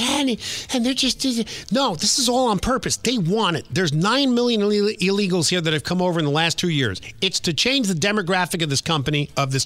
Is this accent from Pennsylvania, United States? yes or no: no; New York, United States; also born or lived in Washington, D.C.; now in Orlando, United States; I grew up in New York and I worked in Washington, D.C. for a while